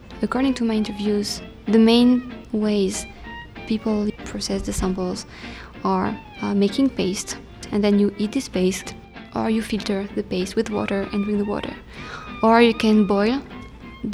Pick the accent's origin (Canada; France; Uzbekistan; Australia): France; I'm from France